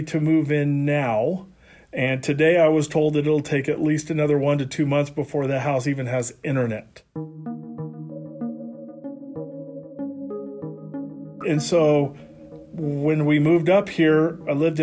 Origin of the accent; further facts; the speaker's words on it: the Valley, California, United States; moved away as an adult; also born or lived in north of Sacramento, California; now in Big Creek, United States; I'm from the Valley. I lived 49 years in the Valley